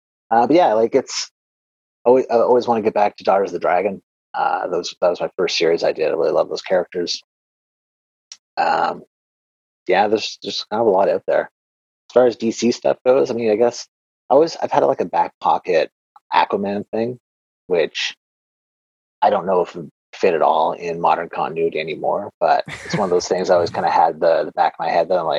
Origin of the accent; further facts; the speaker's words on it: Canada; I'm Canadian